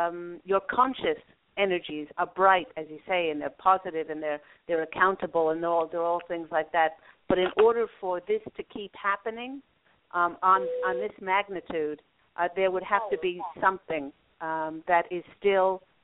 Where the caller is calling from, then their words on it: Los Angeles, California, United States; calling from my area, Los Angeles.